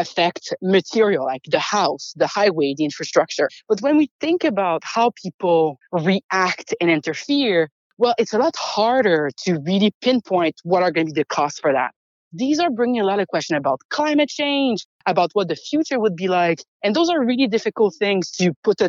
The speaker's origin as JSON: {"language": "English", "country": "Canada", "said": "As Canadian"}